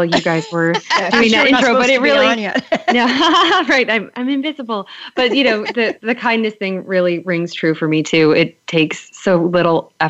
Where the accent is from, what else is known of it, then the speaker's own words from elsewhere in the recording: Buffalo, New York, United States; now in Providence, United States; I'm originally from Buffalo, New York